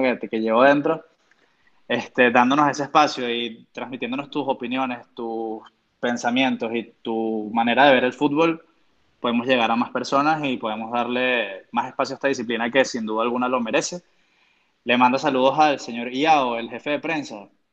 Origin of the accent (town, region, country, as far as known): Venezuela